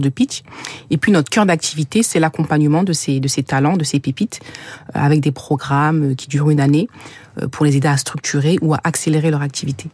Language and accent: French; Sevran, Île-de-France, France; j'ai grandi à Sevran